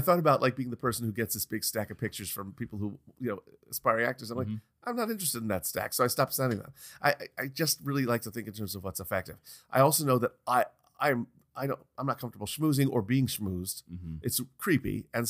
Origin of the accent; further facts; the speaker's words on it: New York, United States; we're both from New York.